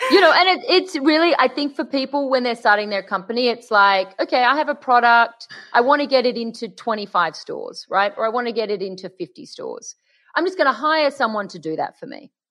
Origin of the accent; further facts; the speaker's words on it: Sydney, New South Wales, Australia; accent: Aussie; now in Los Angeles, United States; you're in London and I'm in LA, but we're both from Sydney.